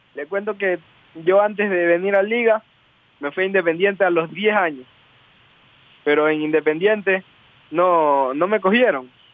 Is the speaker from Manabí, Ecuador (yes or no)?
yes; El Carmen, Manabí, Ecuador; yo nací en el Carmen Manaví.